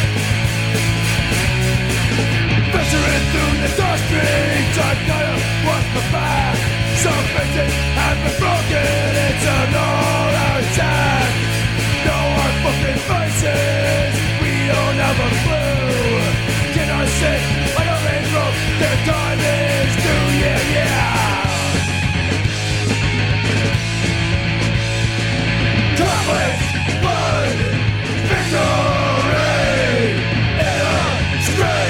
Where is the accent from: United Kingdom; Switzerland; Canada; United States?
Canada; Windsor, Ontario; my hometown of Windsor, Ontario